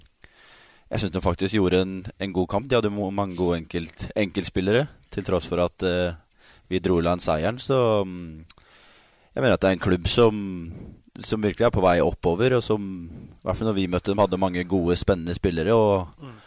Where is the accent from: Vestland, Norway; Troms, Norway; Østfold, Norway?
Østfold, Norway; Sarpsborg; also born or lived in Halden; som østfolding, haldenser og egentlig sarping